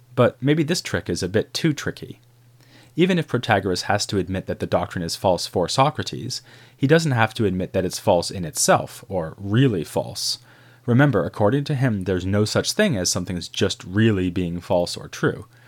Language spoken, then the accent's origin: English; Boston, Massachusetts, United States; I grew up in Boston